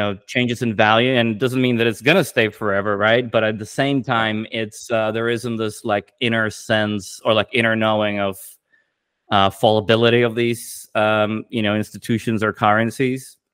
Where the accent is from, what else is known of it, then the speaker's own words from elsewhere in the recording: Latvia; moved away; I was born in Latvia with I had Russian family